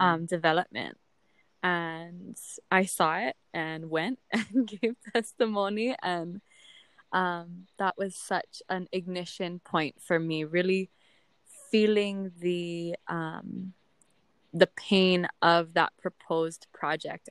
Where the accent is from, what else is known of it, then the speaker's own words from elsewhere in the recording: Oahu, Hawaii, United States; moved away as an adult; now in Hilo, United States; I was raised on Oahu